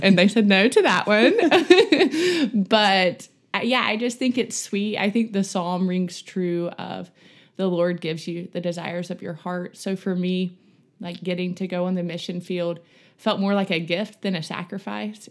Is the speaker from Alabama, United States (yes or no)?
yes; Montgomery, Alabama, United States; moved away as an adult; now in Birmingham, United States; I'm from Montgomery, Alabama. I grew up there.